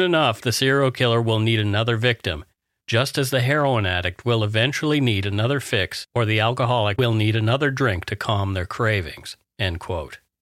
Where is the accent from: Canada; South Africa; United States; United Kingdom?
Canada; We are ordinary Canadian schmucks